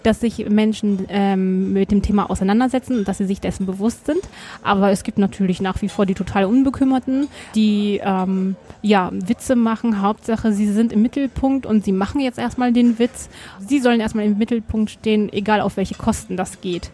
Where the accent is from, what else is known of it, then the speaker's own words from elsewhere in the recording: Germany; now in Tyrol, Austria; als Deutsche in eine Tiroler Skilehrerausbildung zu haben